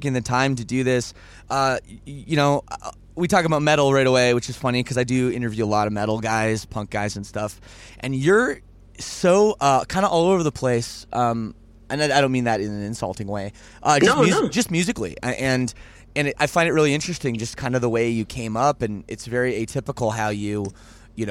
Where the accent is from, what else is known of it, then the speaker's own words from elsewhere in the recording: Toronto, Ontario, Canada; I'm from Toronto